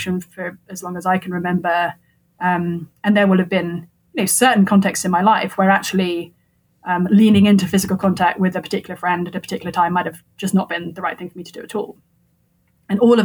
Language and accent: English; England, United Kingdom; moved away as an adult; now in United States; I come from England